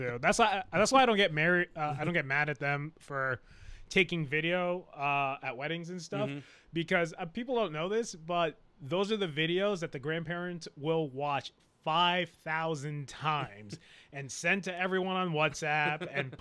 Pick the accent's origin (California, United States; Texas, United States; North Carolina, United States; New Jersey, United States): New Jersey, United States; Clifton; moved away as an adult; I'm originally from North Jersey. Okay. Yeah, North Jersey, New York area. So I grew up in Clifton, went to school at Patterson, spent a lot of time in the Bronx.